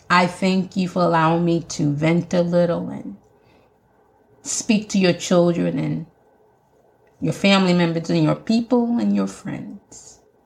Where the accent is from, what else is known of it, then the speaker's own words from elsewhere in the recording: Jamaica; accent: Jamaican; my Jamaican accent's coming